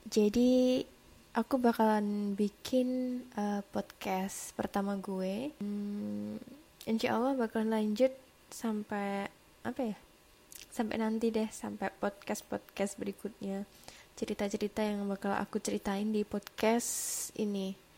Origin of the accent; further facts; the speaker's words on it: Java, Indonesia; bukan anak jaksel jadi nggak ah, nggak keseringan ngomong lo gue gitu. Seringnya sih cuma aku gitu. Aku dari Jawa.